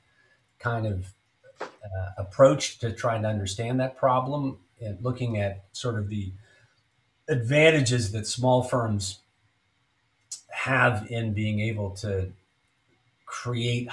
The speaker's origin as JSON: {"language": "English", "area": "Silicon Valley", "region": "California", "country": "United States", "tie": "born or raised there", "said": "I grew up in Silicon Valley"}